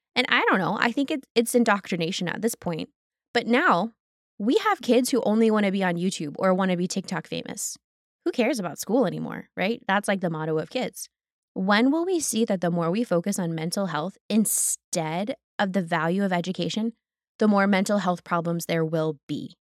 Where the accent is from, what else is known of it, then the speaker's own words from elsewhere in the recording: United States; most of us who have been growing up in America